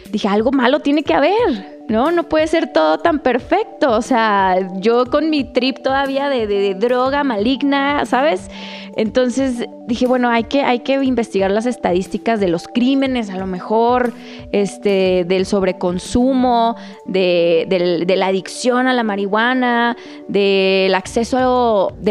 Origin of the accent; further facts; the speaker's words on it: Chihuahua, Mexico; now in Mexico City, Mexico; soy de Chihuahua, vivo en la Ciudad de México